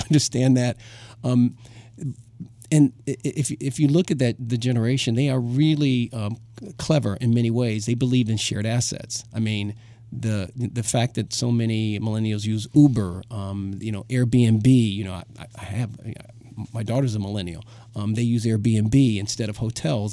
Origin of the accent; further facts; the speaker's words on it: Chicago, Illinois, United States; moved away; I grew up in Chicago, um, part of my life